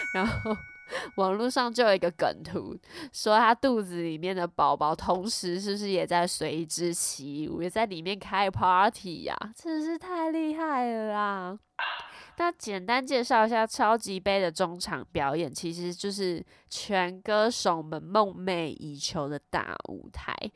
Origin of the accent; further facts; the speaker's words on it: Taiwan; accent: Taiwanese Mandarin; 因为念太快我直接台湾国语